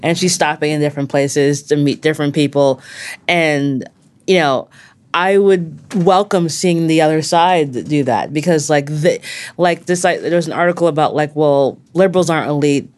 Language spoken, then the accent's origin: English; Long Island, New York, United States; I grew up on Long Island